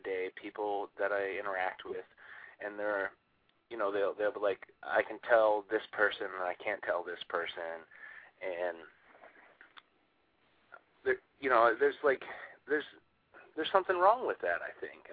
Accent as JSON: {"language": "English", "region": "Michigan", "country": "United States", "also_born_or_lived": "Rhode Island", "moved": "as an adult", "lives_now": "New York City, United States", "said": "I'm originally from Michigan"}